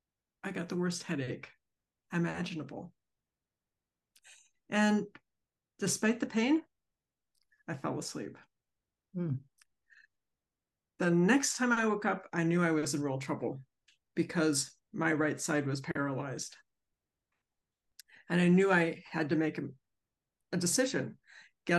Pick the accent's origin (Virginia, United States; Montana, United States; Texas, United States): Virginia, United States; Centreville; I'm from Centerville, Virginia